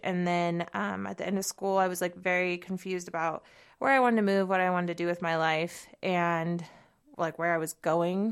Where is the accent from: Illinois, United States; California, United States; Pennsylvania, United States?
California, United States; Southern; moved away as an adult; also born or lived in Seattle / San Francisco; now in Bozeman, United States; I'm actually originally from California. um, SoCal